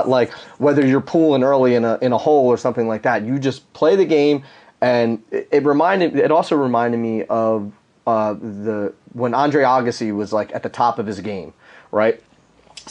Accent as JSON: {"language": "English", "town": "Philadelphia", "region": "Pennsylvania", "country": "United States", "said": "I'm from Philly"}